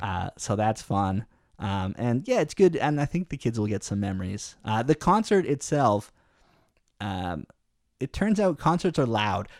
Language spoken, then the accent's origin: English; Canada; I guess it's ingrained in me as a Canadian